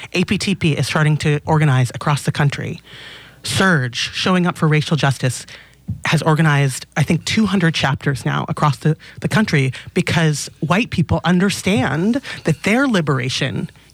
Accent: Los Angeles, California, United States; now in Oakland, United States; I grew up in Los Angeles

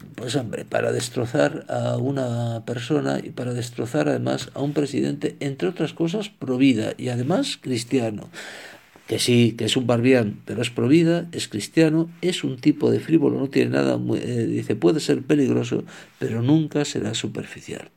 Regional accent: Spain; como español e hispano, por lo tanto, que soy

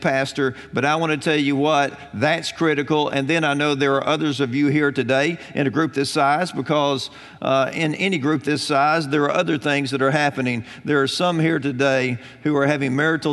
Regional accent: Alabama, United States; I grew up in Alabama.

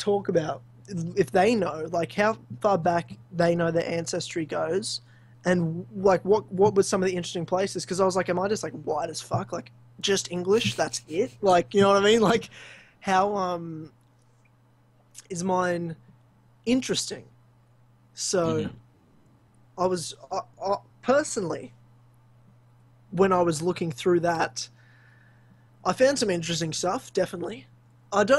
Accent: Queensland, Australia; now in Victoria, Australia; all lived in the state of Victoria, where I am now, not where I grew up in Queensland

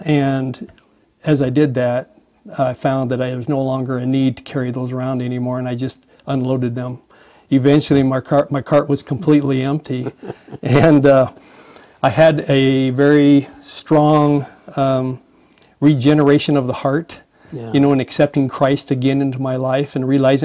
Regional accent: Boise, Idaho, United States; I was born in Boise, Idaho, to a great family. Grew up there, graduated from high school and college, actually, from Boise State.

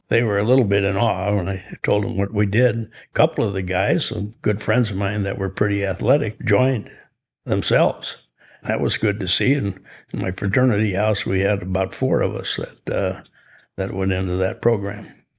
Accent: Chicago, Illinois, United States; also born or lived in Skokie, Illinois; I was born in Chicago. In sixth grade, we moved to Skokie, Illinois

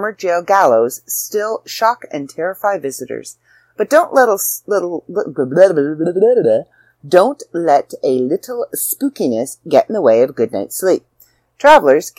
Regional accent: Canada; also born or lived in Ontario; I'm Canadian

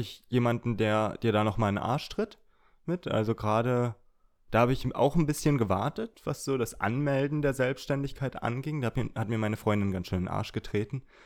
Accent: Brandenburg, Germany; ich komme aus Brandenburg

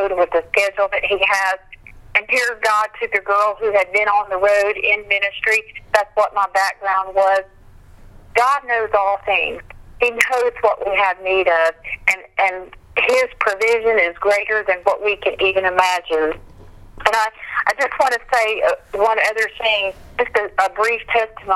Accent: Meridian, Mississippi, United States; my hometown, Meridian, Mississippi

